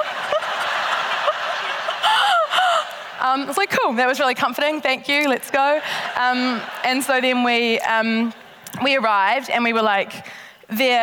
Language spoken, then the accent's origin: English; South Island, New Zealand; We're from the South Island